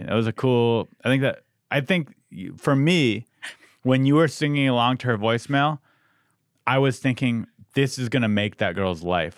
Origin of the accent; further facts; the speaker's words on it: San Diego, California, United States; I'm from San Diego